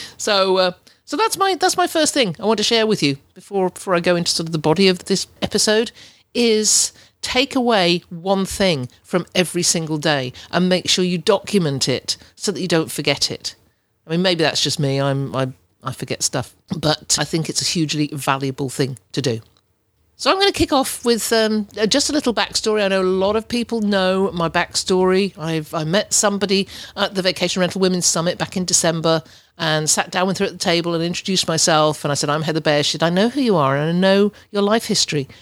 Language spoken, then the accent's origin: English; England, United Kingdom; accent: English; moved away as an adult; also born or lived in Ontario, Canada; As you can tell by my accent, I'm, I'm English. I was born and brought up in England until two thousand and three, when I moved to, to Ontario